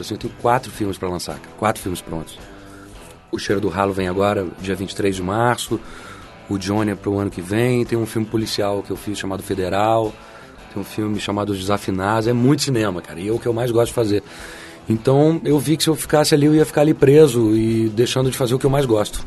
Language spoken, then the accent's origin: Portuguese; São Paulo, Brazil; also born or lived in Passos, Minas Gerais; now in Rio de Janeiro, Brazil; eu nasci em Minas, mas eu fui criado em São Paulo